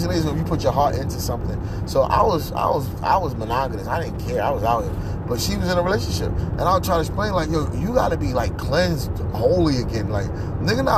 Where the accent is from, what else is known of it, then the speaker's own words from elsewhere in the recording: New York City, New York, United States; also born or lived in Pennsylvania; Even though I'm from South Jamaica, Queens, Pennsylvania is my background